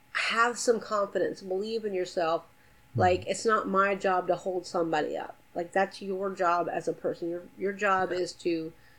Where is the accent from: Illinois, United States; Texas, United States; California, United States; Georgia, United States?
Georgia, United States; Atlanta; I'm from Atlanta